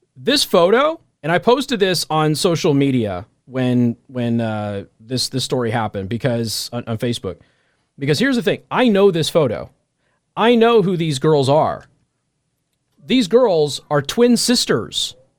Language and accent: English; Las Vegas, Nevada, United States; moved away as an adult; now in Midwest, United States; I'm from Vegas.